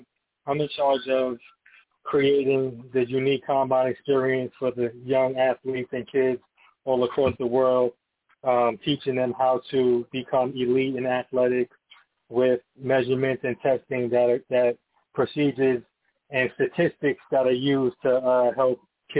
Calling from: Atlanta, Georgia, United States; I'm calling it from Atlanta, Georgia.

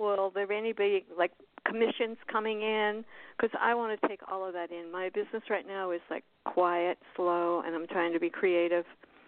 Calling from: Florida, United States

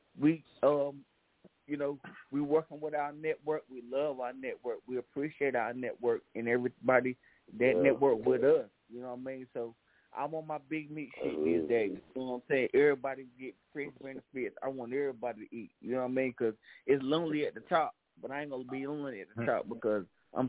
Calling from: North Carolina, United States; Oh, man, I'm calling in from City Grove, Turkey Trap Road, North Carolina, Brother County, in a building.

